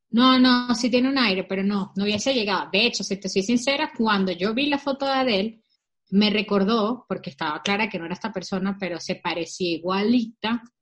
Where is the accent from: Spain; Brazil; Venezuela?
Venezuela; Porque yo soy venezolana de cepa. ¿Entiendes? Yo sí soy de cepa.